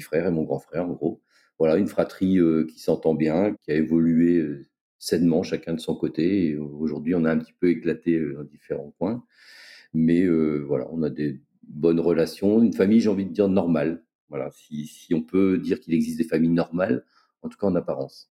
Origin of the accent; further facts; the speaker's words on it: Brest, Brittany, France; moved away as an adult; now in Réunion, France; Je suis originaire de Brest, où j'ai passé euh, la plus grande partie de ma vie